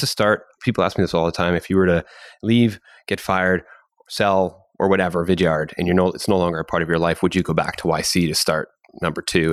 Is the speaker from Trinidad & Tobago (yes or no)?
no; Canada; as a Canadian